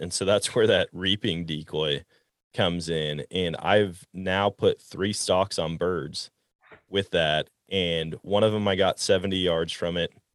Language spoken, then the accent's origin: English; Wisconsin, United States; moved away; I grew up in Wisconsin